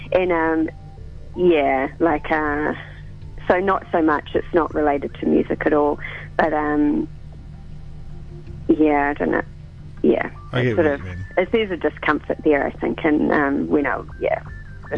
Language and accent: English; New Zealand; now in Australia; I'm definitely a Kiwi in a foreign country